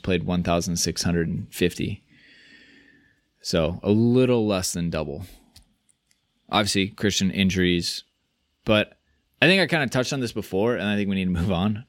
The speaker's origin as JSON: {"language": "English", "country": "United States"}